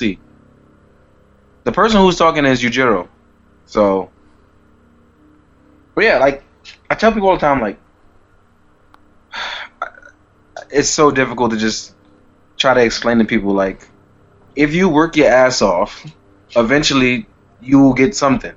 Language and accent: English; New York City, New York, United States; being a New Yorker, we have New York life